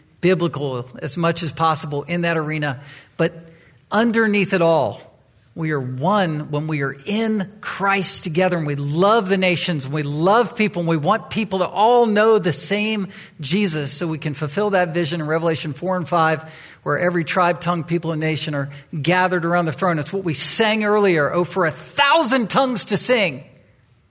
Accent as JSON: {"language": "English", "town": "Chesapeake", "region": "Virginia", "country": "United States", "tie": "born or raised there", "moved": "yes", "lives_now": "Anchorage, United States", "said": "I grew up in Virginia, in the Virginia Beach, Chesapeake area. I, as a boy, was in Chesapeake. That's where I was raised"}